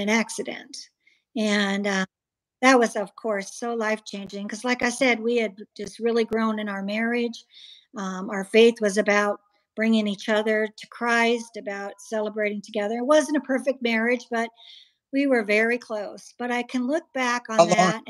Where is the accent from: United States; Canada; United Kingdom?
United States; Iowa; also born or lived in Georgia; now in Arizona, United States; I was born and raised in Iowa in a Calvinist family, reformed